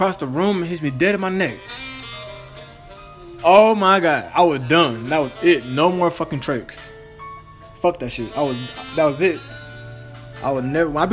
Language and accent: English; Dallas, Texas, United States; I'm from Dallas, Texas